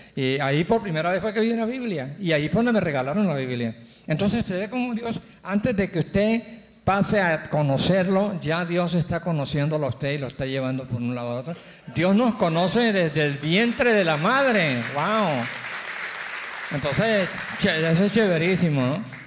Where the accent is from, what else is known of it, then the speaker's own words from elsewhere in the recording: Cali, Valle del Cauca, Colombia; moved away; also born or lived in Barranquilla; yo nací en Cali, ah, soy bayuno